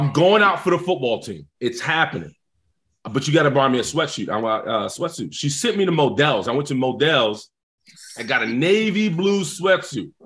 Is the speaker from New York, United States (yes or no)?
yes; New York City, New York, United States; I'm from the South Bronx, New York